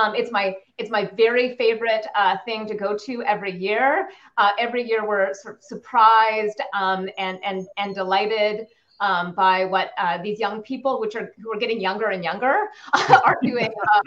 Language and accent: English; Canada; I'm Canadian